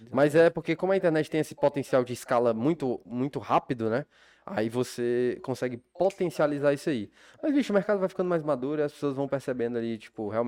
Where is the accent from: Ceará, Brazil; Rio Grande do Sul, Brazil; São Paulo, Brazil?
Ceará, Brazil; Fortaleza; moved away as an adult; also born or lived in Belo Horizonte, Minas Gerais; Eu fui pra Minas, eu nasci aqui em Fortaleza, mas fui morar em BH é, aos